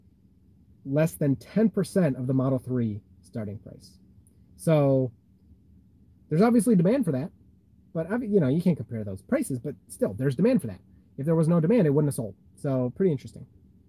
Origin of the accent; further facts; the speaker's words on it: Michigan, United States; I'm from Michigan too